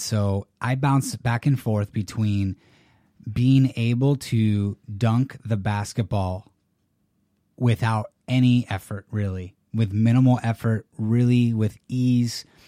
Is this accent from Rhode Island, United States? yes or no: no; California, United States; also born or lived in San Jose, California / San Diego, California; I'm a Californian. So, I was born and raised